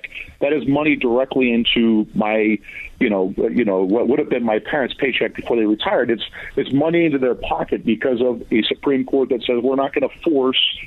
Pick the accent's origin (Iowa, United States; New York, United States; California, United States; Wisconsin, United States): Iowa, United States; I'm from Iowa. I'm from the real world myself.